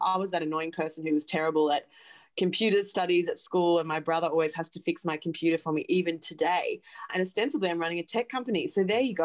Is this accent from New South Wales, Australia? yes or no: no; Gold Coast, Queensland, Australia; moved away as an adult; now in New York City, United States; I'm an Aussie. I grew up on the Gold Coast and on a farm west of the Goldie.